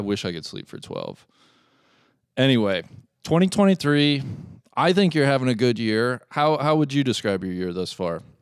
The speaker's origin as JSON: {"language": "English", "town": "Cincinnati", "region": "Ohio", "country": "United States", "tie": "born or raised there", "said": "I am here in Cincinnati, Ohio"}